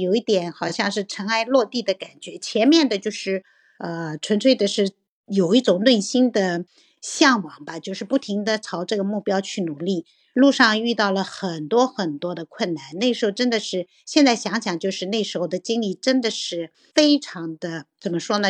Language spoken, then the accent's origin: Chinese; southern China, China; moved away as an adult; now in United Kingdom; 我是南方人